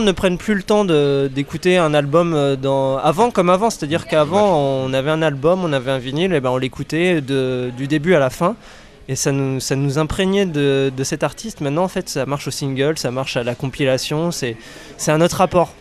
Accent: Rennes, Brittany, France; je suis rennais

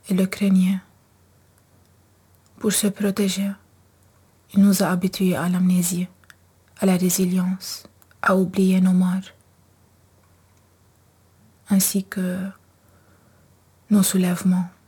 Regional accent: Lebanon; moved away as an adult; now in Angoulême, France; je viens du Liban et actuellement je fais mon master en cinéma et audiovisuel, parcours écriture et création documentaire au Créadoc à Angoulême.

